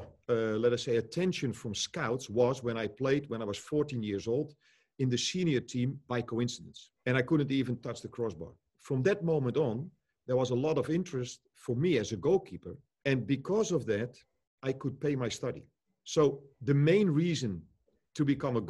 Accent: Netherlands; I grew up here in Holland as well

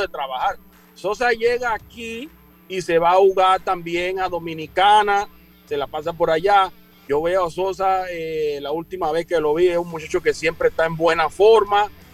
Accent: Chitré, Herrera, Panama; yo vengo de, allá de Costa del Este, yo soy de la Nonal, de Chitré.

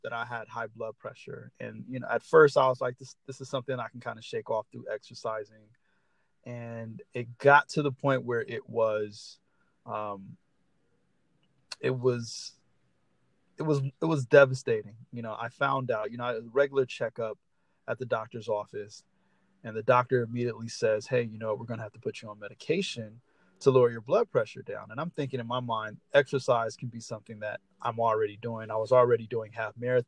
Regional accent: Los Angeles, California, United States; I am from Los Angeles, California

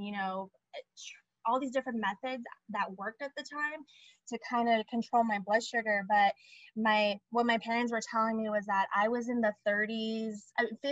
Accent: Sacramento, California, United States; also born or lived in San Francisco; I was born in Sacramento

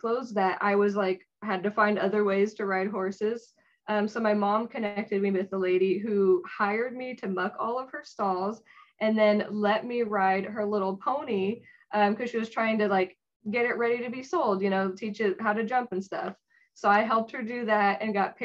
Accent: San Jose, California, United States; I was from San Jose. So I got to stay at home with my parents

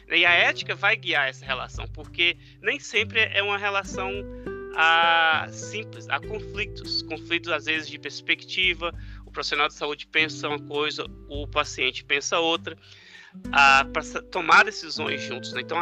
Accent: Brazil; moved away as an adult; now in United States; Às vezes quando eu venho do Brasil, eu trago um pouco óleo do piqui para mim. E eu vim parar nos Estados Unidos por questão do doutorado.

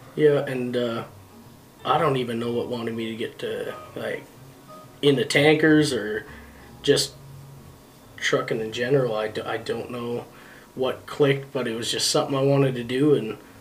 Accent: Thompson, Manitoba, Canada; Thompson, Manitoba is where I was born.

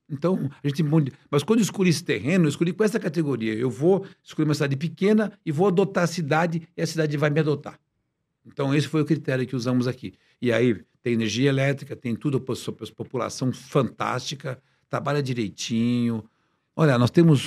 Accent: Paraná, Brazil; nasci no Paraná, uma cidade pequena de 20 mil habitantes

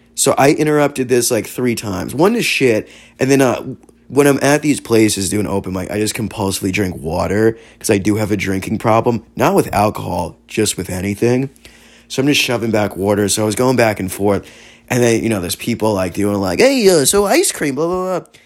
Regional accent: San Diego, California, United States; I'm from San Diego's Hillcrest

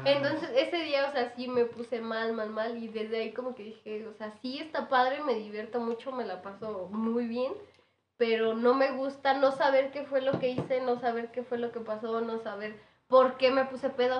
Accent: Michoacán, Mexico; moved away; also born or lived in Morelia; yo soy de Michoacán, me regresé a vivir a Morelia

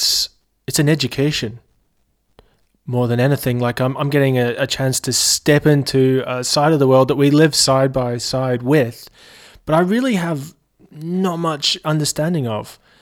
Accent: Scotland, United Kingdom; now in Australia; I mean, I was from Scotland originally

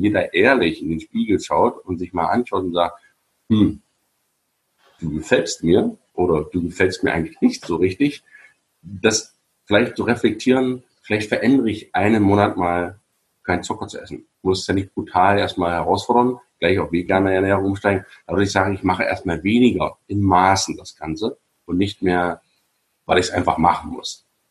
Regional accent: GDR, East Germany, Germany; Ich bin ja in der DDR groß geworden

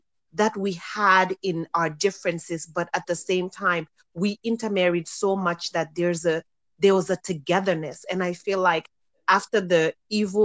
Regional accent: Gambia; moved away; I remember growing up in Gambia when everybody spoke Wolof, no matter what tribe you were.

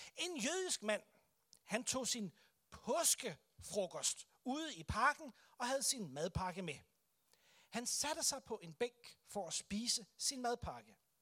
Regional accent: Denmark; for os som kristne, som danskere

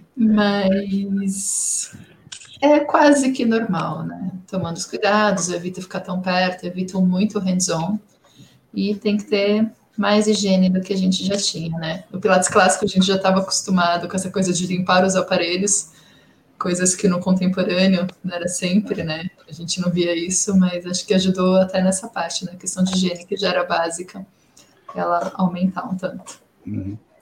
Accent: Brazil; first language Portuguese; Sendo bem caiçara

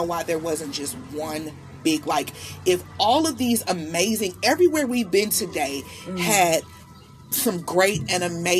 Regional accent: Milwaukee, Wisconsin, United States; moved away; I'm from Milwaukee.

